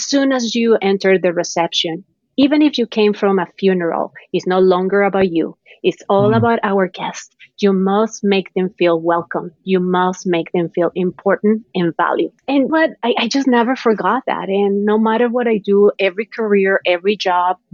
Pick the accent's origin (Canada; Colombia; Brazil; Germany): Colombia; moved away as an adult; also born or lived in Bogota; now in United States; I'm from Colombia. So my journey really started back then, right, in my country. My family didn't have much money